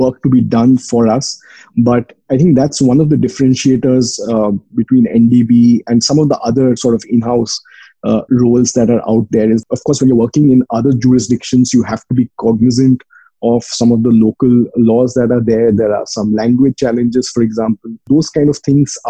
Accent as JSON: {"language": "English", "country": "India", "moved": "yes", "said": "I'm from India."}